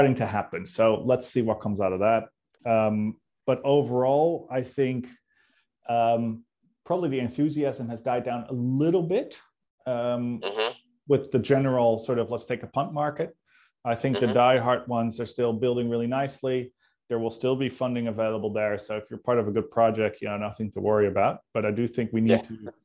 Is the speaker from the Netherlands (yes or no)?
yes; Netherlands; now in Sydney, Australia